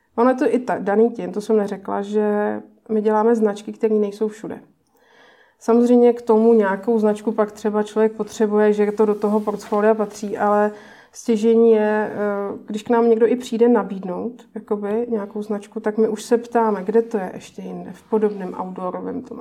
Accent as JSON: {"language": "Czech", "town": "Pardubice", "region": "Pardubice Region", "country": "Czechia", "moved": "yes", "lives_now": "Prague, Czech Republic", "said": "já pocházím z Pardubic"}